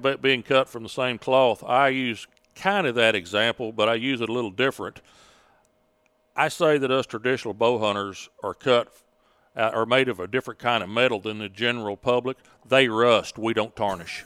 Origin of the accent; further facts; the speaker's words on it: Sand Springs, Oklahoma, United States; Sand Springs, Oklahoma. Uh, about twenty-five miles northwest of Tulsa, out in Osage County in a little log cabin in the woods